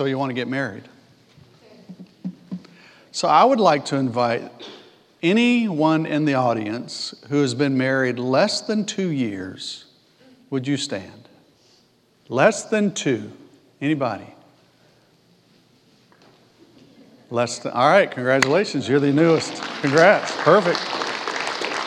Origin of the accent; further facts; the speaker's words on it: Alabama, United States; also born or lived in Texas; now in Mission Valley, United States; I'm from Alabama